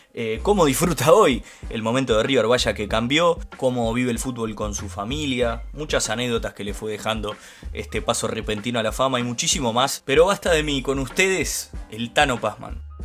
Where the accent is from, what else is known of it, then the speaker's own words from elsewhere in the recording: Uruguay; como uruguayo